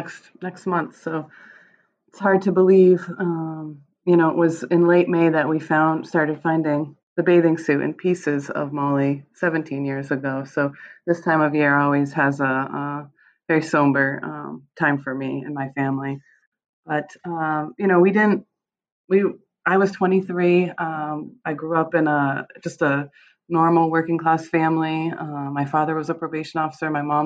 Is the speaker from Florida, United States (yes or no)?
no; Michigan, United States; born there; I was born in Michigan. My mom is from Michigan, but my dad had grown up in West Warren.